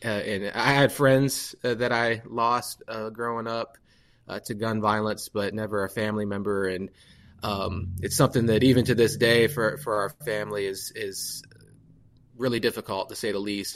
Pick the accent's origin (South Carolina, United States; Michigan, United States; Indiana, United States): Indiana, United States; Fort Wayne; also born or lived in Atlanta, Georgia; I'm from Fort Wayne, born and raised